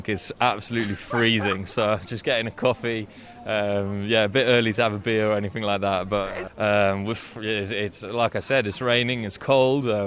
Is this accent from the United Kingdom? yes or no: yes; United Kingdom; now in Paris, France; I'm from the UK, but I live in Paris.